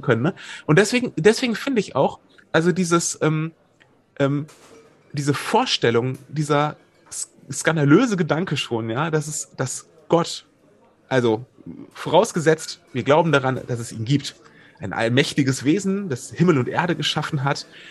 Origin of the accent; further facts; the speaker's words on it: Wuppertal, North Rhine-Westphalia, Germany; ich komme aus Wuppertal